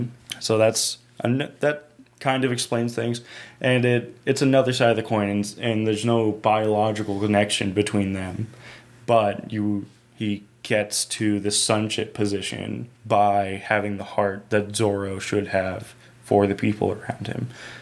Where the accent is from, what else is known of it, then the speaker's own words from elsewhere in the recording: California, United States; You know how we're Mexican and we're from Southern California?